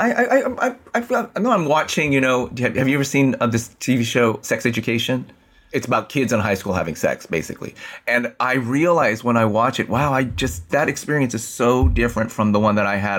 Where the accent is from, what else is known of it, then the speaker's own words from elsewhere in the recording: San Francisco, California, United States; I was born and raised in San Francisco, went to Abraham Lincoln High School in the Sunset District of San Francisco